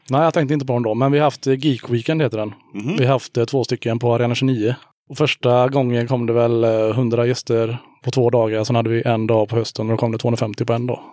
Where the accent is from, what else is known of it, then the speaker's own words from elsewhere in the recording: Hyssna, Västra Götaland, Sweden; also born or lived in Björketorp / Kinna; now in Haratången, Sweden; född i Hyssna, ja. ja. Sen bodde jag ett tag i Björketorp, sen Kinna och nu bor jag i Haratången